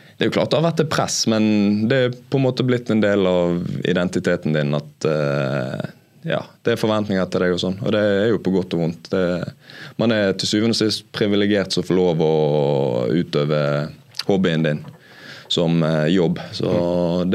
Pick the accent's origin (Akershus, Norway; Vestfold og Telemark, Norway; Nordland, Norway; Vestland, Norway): Vestland, Norway; Bergen; være bergenser og spille i Brann